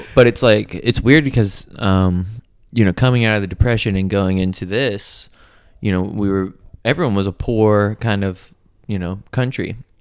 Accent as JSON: {"language": "English", "country": "United States", "said": "being American"}